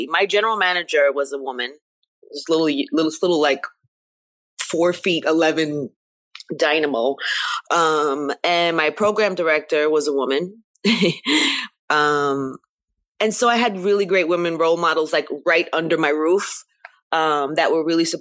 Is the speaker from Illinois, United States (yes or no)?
no; New York, United States; growing up in New York